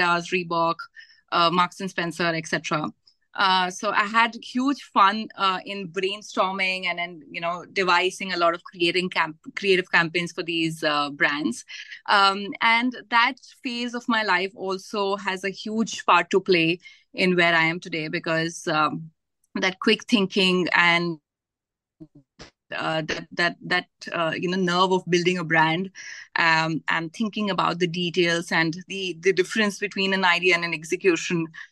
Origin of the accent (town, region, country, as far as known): Gwalior, Madhya Pradesh, India; born or raised there; also born or lived in Varanasi, Uttar Pradesh